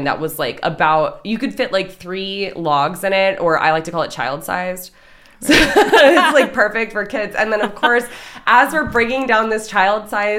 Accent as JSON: {"language": "English", "region": "Maryland", "country": "United States", "tie": "born or raised there", "also_born_or_lived": "Philadelphia, Pennsylvania", "moved": "as an adult", "lives_now": "Conshohocken, United States", "said": "originally, we grew up in Maryland"}